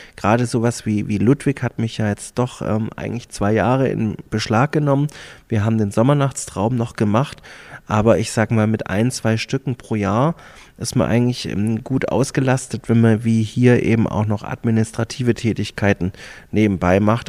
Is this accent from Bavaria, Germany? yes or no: no; Stuttgart, Baden-Württemberg, Germany; moved away as an adult; also born or lived in Hamburg / Passau; now in Füssen, Germany; Ich bin in Stuttgart geboren, dort groß geworden, zur Schule gegangen, Kindergarten.